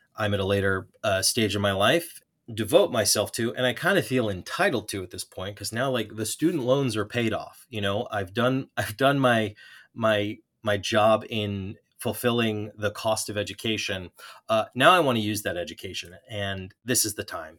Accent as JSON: {"language": "English", "area": "Long Island", "region": "New York", "country": "United States", "tie": "born or raised there", "said": "growing up on Long Island"}